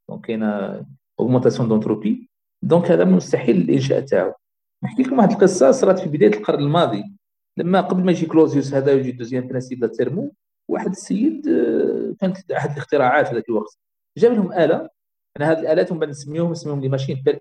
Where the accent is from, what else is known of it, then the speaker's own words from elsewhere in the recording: Algeria; احنا الجزائر كبلد اعتمدت على لا رونت بتروليير